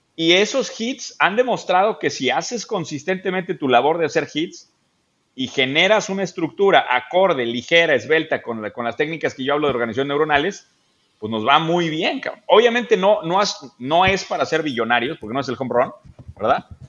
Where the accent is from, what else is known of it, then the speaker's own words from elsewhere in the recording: Querétaro, Mexico; me acordé mucho de mi infancia en Querétaro. Yo crecí en una, en una ciudad épica, Daniel, es el centro del universo, se llama Querétaro